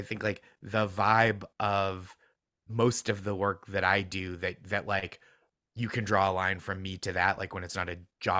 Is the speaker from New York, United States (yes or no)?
no; Massachusetts, United States; Yeah, I'm from, so I grew up just outside Boston in the suburbs